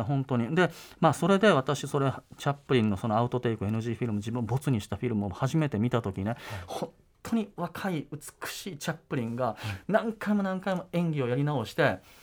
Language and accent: Japanese; Osaka, Japan; also born or lived in Kyoto; でも私大阪出身ですから